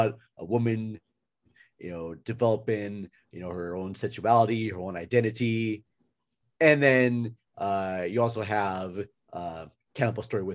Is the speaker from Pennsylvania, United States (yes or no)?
no; Minnesota, United States; I'm from Minnesota